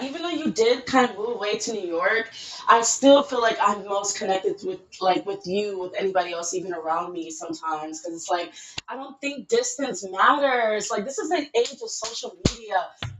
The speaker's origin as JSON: {"language": "English", "country": "Nigeria", "moved": "yes", "lives_now": "Los Angeles, United States", "said": "I'm 22 years old, living in Los Angeles. I'm Nigerian."}